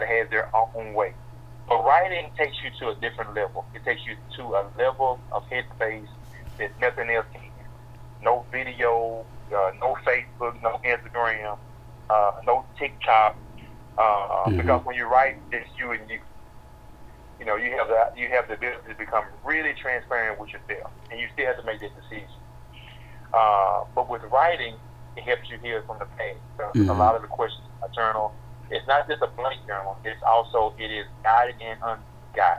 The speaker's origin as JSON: {"language": "English", "town": "Hazlehurst", "region": "Mississippi", "country": "United States", "tie": "born or raised there", "said": "my hometown of Hazelhurst and in my rival town of Crystal Springs."}